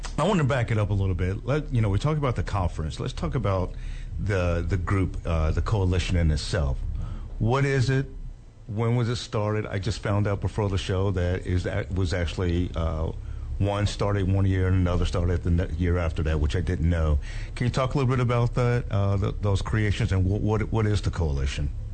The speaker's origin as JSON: {"language": "English", "town": "Dallas", "region": "Texas", "country": "United States", "tie": "born or raised there", "said": "I grew up in Dallas Fort Worth"}